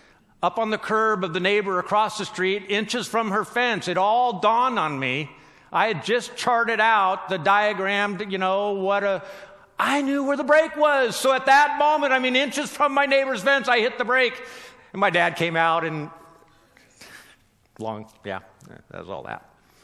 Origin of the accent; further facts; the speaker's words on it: Southern California, United States; moved away; I grew up in Southern California, not necessarily concrete jungle of New York City